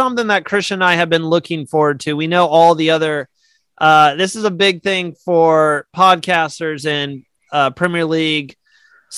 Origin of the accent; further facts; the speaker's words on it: United States; I am American